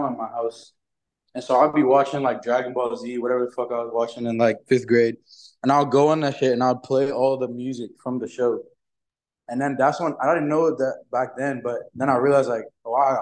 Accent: Alpharetta, Georgia, United States; also born or lived in Florida; now in Atlanta, United States; I was born in Florida, but I moved to Alpharetta when I was like two, so I'm really from Alpharetta. Went to all school there

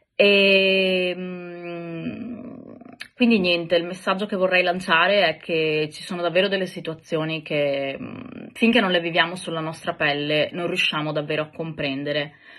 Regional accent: Italy; moved away; also born or lived in Greece; nel mio paese, quindi in Italia

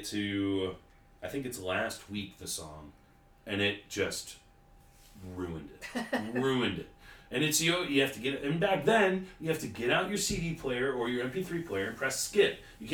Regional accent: Alden, United States; we're kids from Alden.

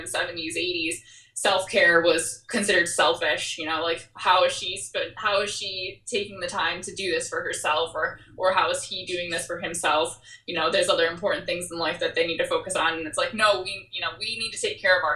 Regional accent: Michigan, United States; I grew up in Michigan

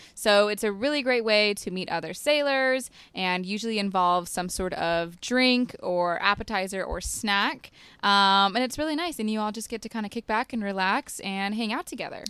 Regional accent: Utah, United States; moved away; I'm from Utah

